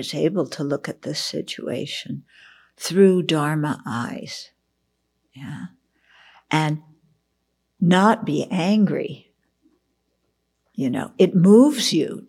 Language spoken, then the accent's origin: English; outside of Los Angeles, California, United States; I grew up outside of Los Angeles, so, and went to college in the city.